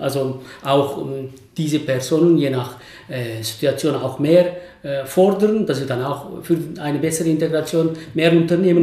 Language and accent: German; Basel, Basel-Stadt, Switzerland; als Basler